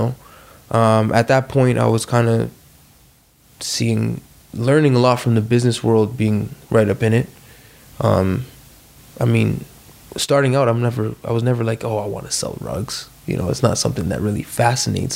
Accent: Toronto, Ontario, Canada; moved away as an adult; also born or lived in Calgary, Canada; now in Edmonton, Canada; growing up in Toronto, basketball is all we know

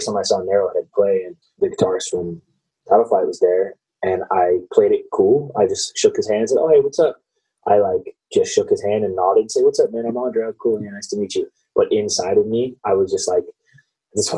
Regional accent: Sacramento, California, United States; also born or lived in Federal Way, Washington; I've grown up in the Sacramento area

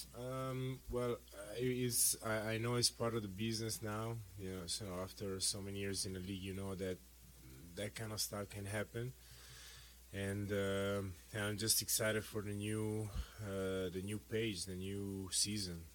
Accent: Italy; moved away; growing up in Italy uh, with that culture

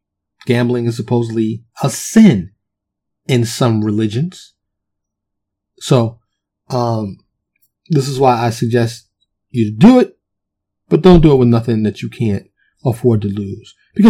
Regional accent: New York City, New York, United States; now in Texas, United States; I'm from New York, even though I live in Texas now, born and raised in New York, specifically Harlem and the Bronx

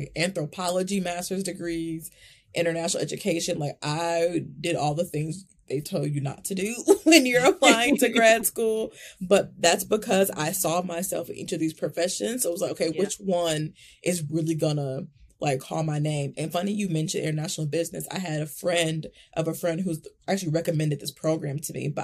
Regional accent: Milwaukee, Wisconsin, United States; I'm born and raised in Milwaukee, Wisconsin, Midwest girl through and through.

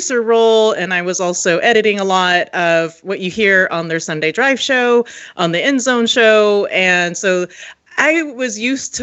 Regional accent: San Jose, California, United States; now in Las Vegas, United States; I grew up in the Bay Area. And so for me, as a San Jose native

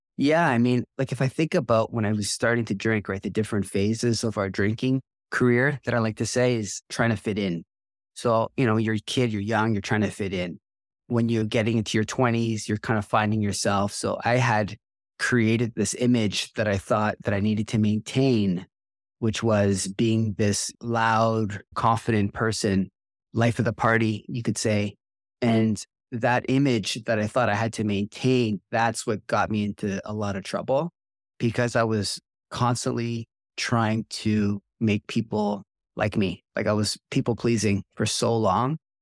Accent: Toronto, Ontario, Canada; I grew up in Toronto, just north of Toronto

